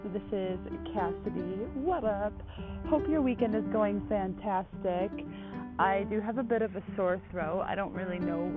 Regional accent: Buffalo, New York, United States; Well, I just got back to Buffalo a couple weeks ago, so I'll put it like that way because I'm originally from Buffalo, New York but half my family are from Brooklyn and Long Island.

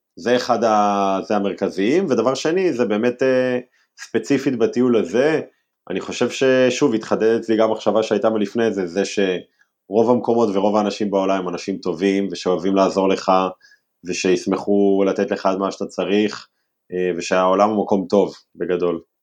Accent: Herzliya, Tel Aviv District, Israel; אני ילד מהרצליה

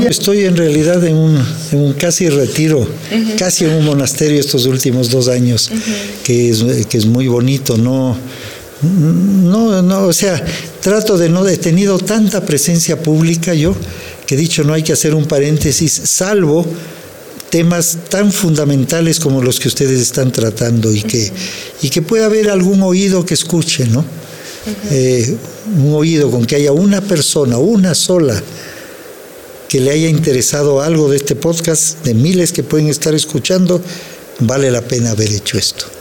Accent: Quito, Pichincha, Ecuador; yo soy un colombiano que nació en Quito, y soy un mexicano que nació en Quito

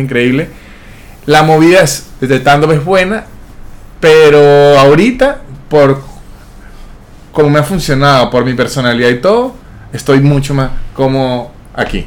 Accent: Venezuela; moved away as an adult; also born or lived in Mexico; now in Argentina; yo soy venezolano

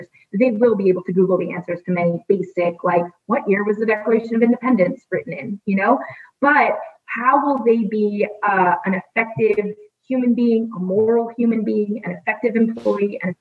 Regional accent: United States; being an American

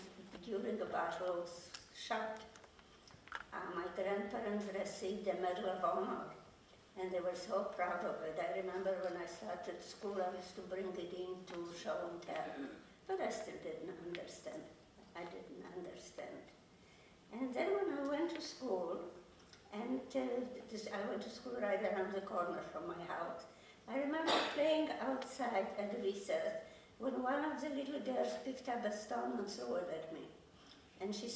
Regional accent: Krakow, Lesser Poland, Poland; moved away; I am from Poland. I lived in Krakow.

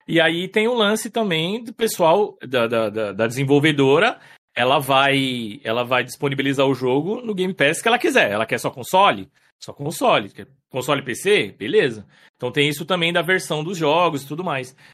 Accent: São Paulo, Brazil; also born or lived in Paraná; Eu, na verdade, assim, eu sou nascido no Paraná, né? Nasci no Paraná com 5 anos, eu me mudei pra São Paulo e fui criado ali em São Paulo, ali, na, na zona leste, ali, extremo leste, ali, Vila Itaim e tal.

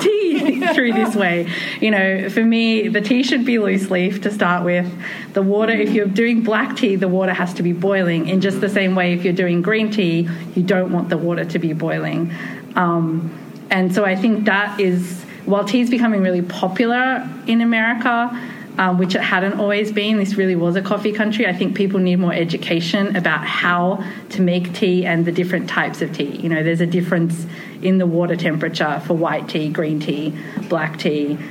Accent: Australia; also born or lived in Japan; My family's from New Zealand. I grew up in Australia

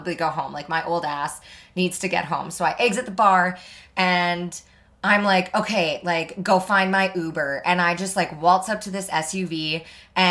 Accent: Canada; also born or lived in Alberta; now in British Columbia, Canada; We're Canadian.

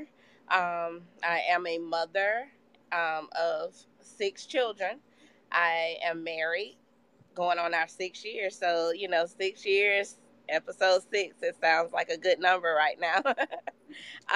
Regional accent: Columbus, Georgia, United States; I was born and raised here in Columbus, Georgia

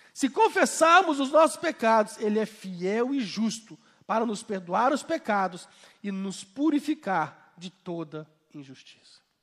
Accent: Belo Horizonte, Minas Gerais, Brazil; sou de Belo Horizonte, sou pastor

